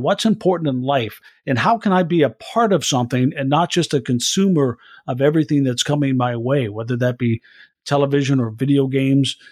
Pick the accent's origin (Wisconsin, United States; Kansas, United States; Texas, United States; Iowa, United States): Iowa, United States; I'm from Iowa, a state that uh, holds the caucuses